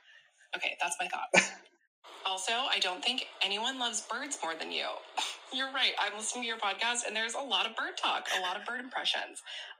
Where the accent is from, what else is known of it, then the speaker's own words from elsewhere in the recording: San Diego, California, United States; accent: Valley girl; I'm from San Diego, and I definitely talk like a Valley girl